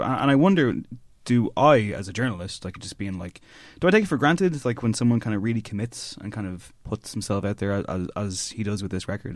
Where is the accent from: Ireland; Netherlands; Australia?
Ireland; Drogheda, Leinster; growing up in Drogheda